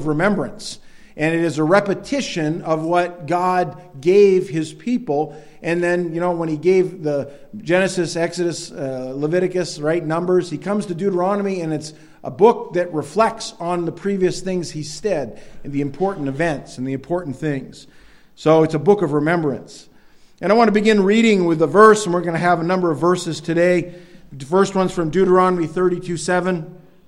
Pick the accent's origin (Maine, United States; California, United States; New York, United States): Maine, United States; Northern; growing up in Northern Maine